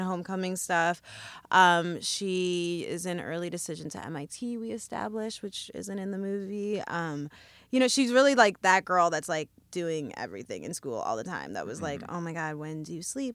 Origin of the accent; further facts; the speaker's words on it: Evanston, Illinois, United States; now in New York, United States; I grew up in Evanston, Illinois, which is where all the John Hughes movies take place